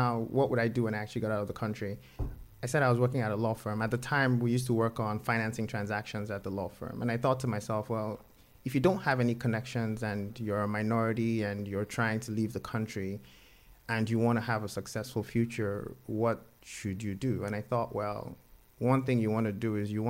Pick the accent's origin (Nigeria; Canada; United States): Nigeria; moved away; I grew up in Nigeria